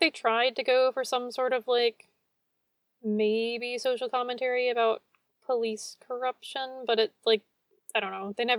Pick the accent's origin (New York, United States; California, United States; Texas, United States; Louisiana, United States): Texas, United States; West; I was born in West Texas